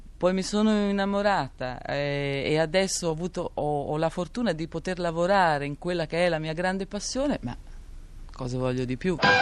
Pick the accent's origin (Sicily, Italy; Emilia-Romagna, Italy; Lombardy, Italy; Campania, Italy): Emilia-Romagna, Italy; Modena area; moved away; io sono nata a Modena, poi ho vissuto in un paesino nascosto vicino a Magretta